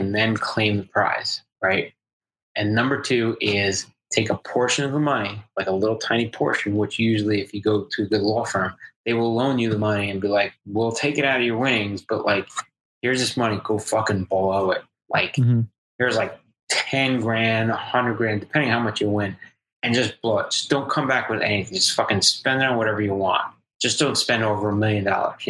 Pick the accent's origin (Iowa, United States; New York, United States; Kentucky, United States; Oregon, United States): New York, United States; Hempstead; I grew up in Hempstead